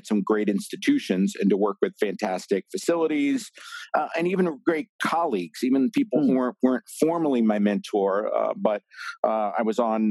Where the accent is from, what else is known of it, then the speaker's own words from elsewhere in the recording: central New Jersey, United States; I grew up in New Jersey, kind of central New Jersey